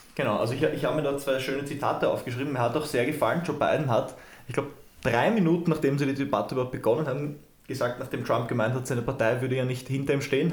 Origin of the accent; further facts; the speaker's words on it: Austria; bei uns in Österreich